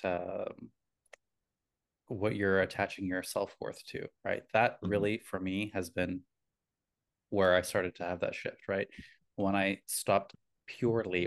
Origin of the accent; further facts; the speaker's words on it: Canada; My heritage, I was born in Canada, but my heritage is Italian